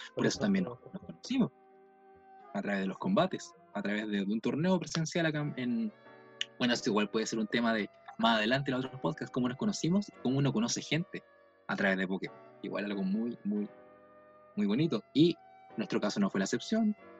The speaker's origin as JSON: {"language": "Spanish", "town": "Valdivia", "region": "Los Ríos", "country": "Chile", "said": "soy del sur de Chile, de Valdivia"}